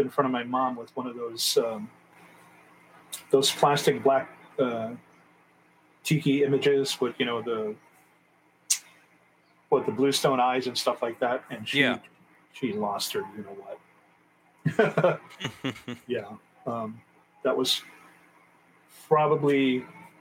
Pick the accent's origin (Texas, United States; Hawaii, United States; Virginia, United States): Hawaii, United States; We as Hawaiian people know, you know, the value and the sanctity of the ki'i